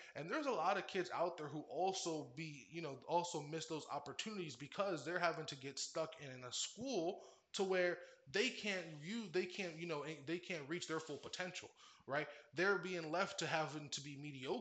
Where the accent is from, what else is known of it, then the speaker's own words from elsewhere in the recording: Orlando, Florida, United States; also born or lived in Cleveland, Ohio; I grew up in Orlando, Florida, and there was two high schools.